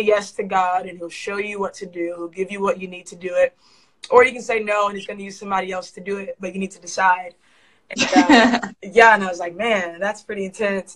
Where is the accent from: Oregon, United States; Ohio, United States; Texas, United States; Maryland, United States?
Ohio, United States; Columbus; I was actually raised in Columbus, Ohio